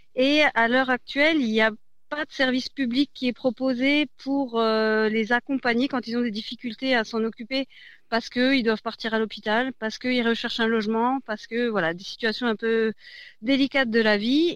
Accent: Besançon, Bourgogne-Franche-Comté, France; moved away as an adult; also born or lived in Strasbourg; je suis originaire de Besançon. J'étais partie pendant dix ans à Strasbourg

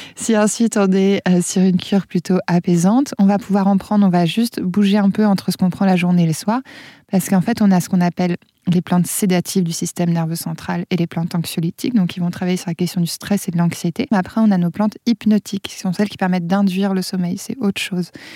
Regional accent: Auvergne-Rhône-Alpes, France; chez nous en Auvergne

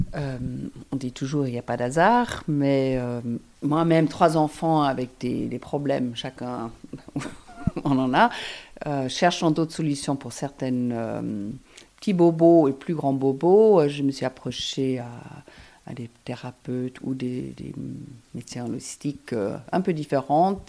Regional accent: Hamburg, Germany; now in Geneva, Switzerland; mon lieu d'origine, je viens de Hambourg

